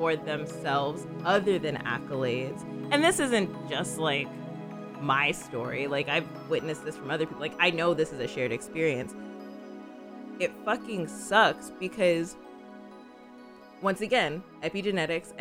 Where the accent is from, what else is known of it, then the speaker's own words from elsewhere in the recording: Phoenix, Arizona, United States; I was actually raised in a conservative state. I'm from Phoenix, y'all. Phoenix, Arizona.